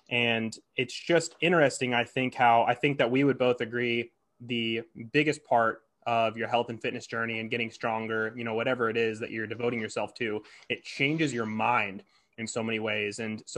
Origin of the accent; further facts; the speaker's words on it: Hastings, United States; Like I call my hometown Hastings a small town, but it's like 25,000 people.